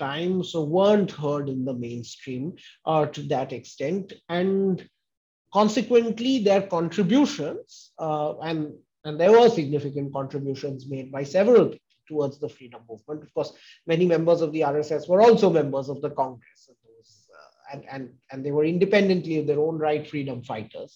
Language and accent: English; West Bengal, India; having grown up in West Bengal in the 80s and 90s